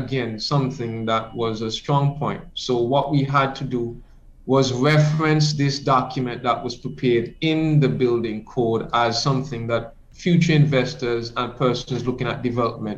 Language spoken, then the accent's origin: English; Grays Farm, Saint John, Antigua & Barbuda; I'm from Grace Farm community